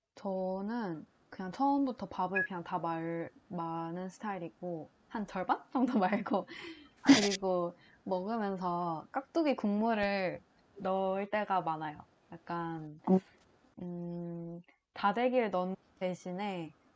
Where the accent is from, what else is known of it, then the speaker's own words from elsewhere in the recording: Changwon, South Gyeongsang, South Korea; moved away; also born or lived in Gimhae; 본가가 창원이어가지고 어, 그 고등학교는 김해에서 나왔는데